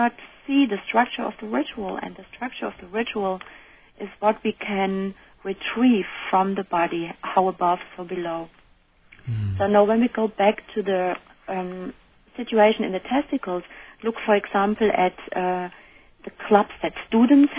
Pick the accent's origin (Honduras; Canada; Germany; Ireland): Germany; now in United States; I'm coming from Germany, and Germans are called to be rude or said to be rude